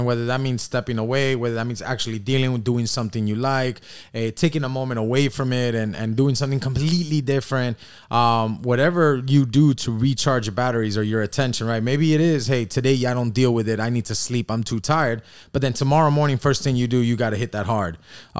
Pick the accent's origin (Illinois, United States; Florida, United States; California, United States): Florida, United States; Miami Beach; I grew up here on South Beach.